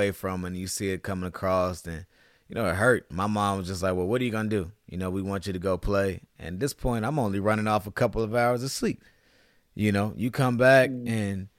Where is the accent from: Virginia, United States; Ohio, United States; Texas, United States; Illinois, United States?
Virginia, United States; I'm from Virginia